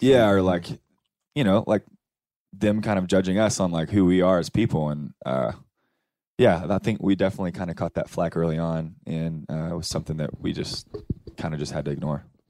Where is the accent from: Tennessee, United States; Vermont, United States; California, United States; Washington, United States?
Tennessee, United States; Cookeville; moved away; I'm from Cookville